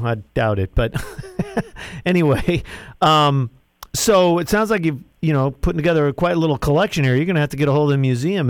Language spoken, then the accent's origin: English; Midwest, United States; moved away; And I'm in from the Midwest.